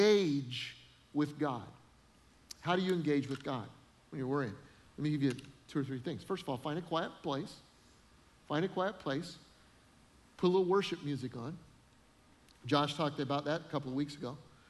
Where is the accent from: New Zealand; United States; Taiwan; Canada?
United States; Denver, Colorado; moved away as an adult; also born or lived in Freeport, Illinois; I'd never really lived anywhere but Denver